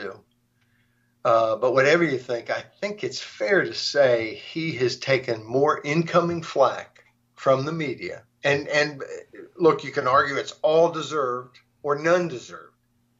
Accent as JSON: {"language": "English", "region": "Arkansas", "country": "United States", "tie": "born or raised there", "moved": "yes", "said": "I grew up in Arkansas."}